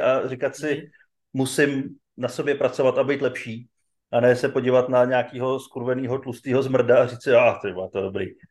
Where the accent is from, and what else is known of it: Czechia